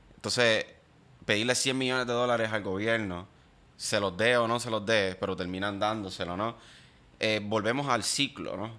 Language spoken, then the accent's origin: Spanish; Puerto Rico; soy una minoría en mi propio país